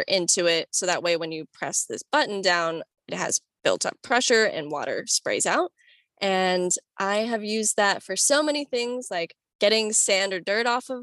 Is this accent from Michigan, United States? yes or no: no; Florida, United States; I grew up in Florida